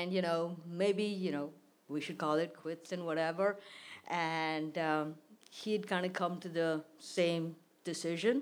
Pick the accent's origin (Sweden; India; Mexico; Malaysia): India; moved away; my childhood, my life in India